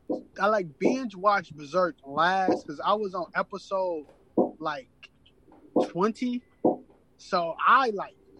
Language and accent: English; Chicago, Illinois, United States; I grew up in Chicago.